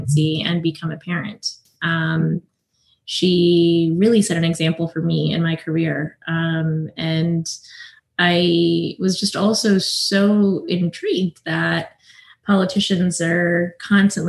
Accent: South Carolina, United States; I grew up in South Carolina. I am the daughter of Indian immigrants.

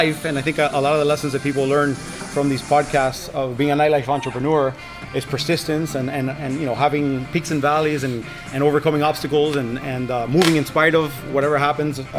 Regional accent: Miami, Florida, United States; I'm born and raised in Miami, Florida, Cuban parents

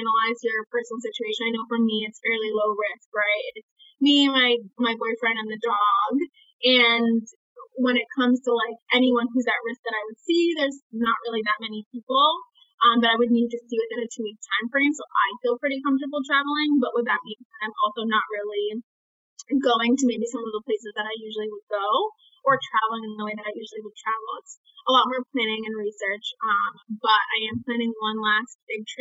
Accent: New York City, New York, United States; accent: American; being born and raised in Brooklyn, New York

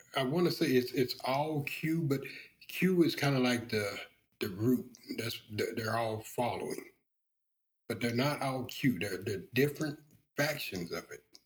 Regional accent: the South, United States; I was raised in the South.

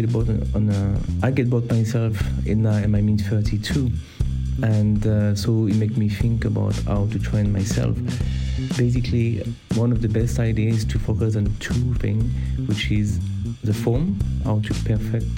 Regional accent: France; accent: French; English is a second language; my French accent

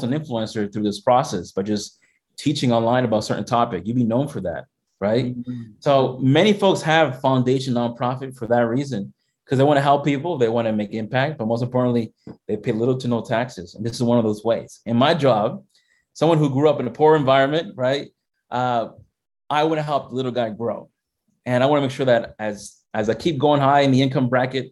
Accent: Massachusetts, United States; I was born here in Massachusetts. My family came from the Dominican Republic

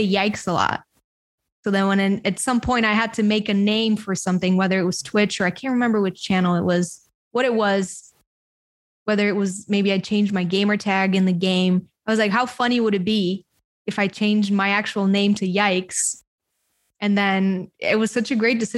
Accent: Bulgaria; I grew up in a small country called Bulgaria in Eastern Europe

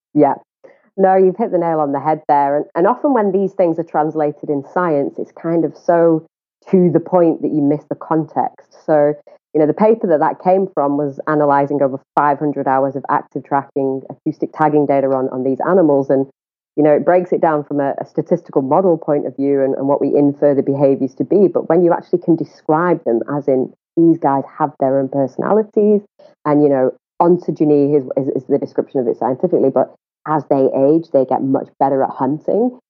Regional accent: England, United Kingdom; accent: northern; moved away as an adult; now in South Africa; I hail from the UK

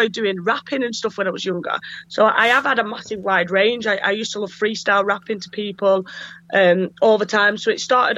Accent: Burnley, North West England, United Kingdom; I was brought up in Burnley

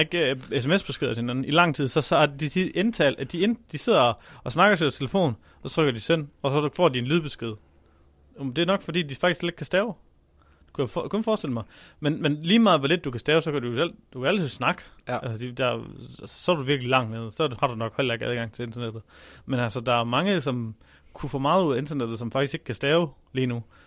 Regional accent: Denmark; vi som danskere

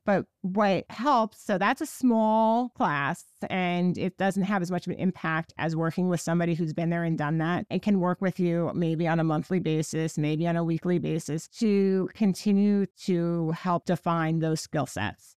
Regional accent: Park Ridge, New Jersey, United States; I grew up in New Jersey. I am born and bred in New Jersey

